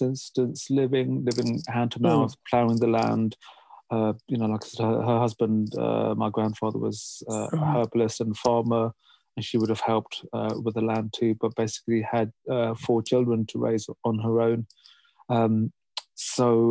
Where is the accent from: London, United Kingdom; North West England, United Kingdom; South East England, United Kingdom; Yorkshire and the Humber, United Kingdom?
London, United Kingdom; growing up in London